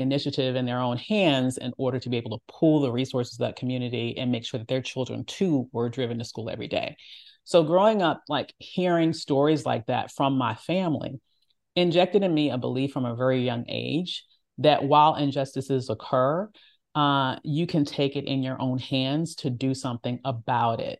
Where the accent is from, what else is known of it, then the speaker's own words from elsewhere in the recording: the Jim Crow South, Virginia, United States; my parents always told me the stories of what they experienced, uh, growing up in the Jim Crow South and us still living in that area